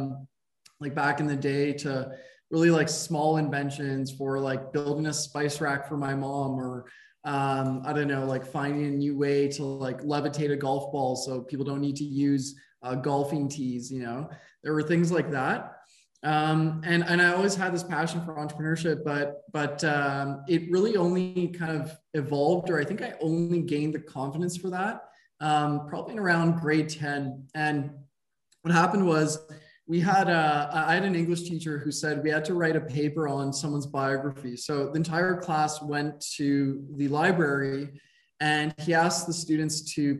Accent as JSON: {"language": "English", "town": "Montreal", "region": "Quebec", "country": "Canada", "tie": "born or raised there", "said": "I grew up in Montreal, Quebec in Canada, lived here for most of my life."}